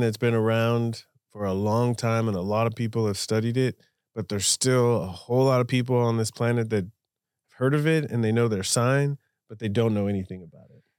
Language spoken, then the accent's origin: English; Southern California, United States; I grew up in Southern California as an American